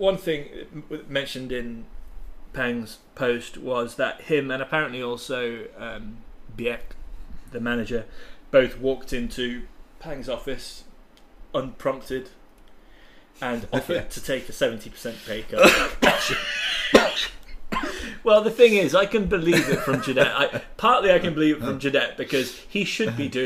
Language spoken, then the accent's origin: English; England, United Kingdom; now in Thailand; as English football fans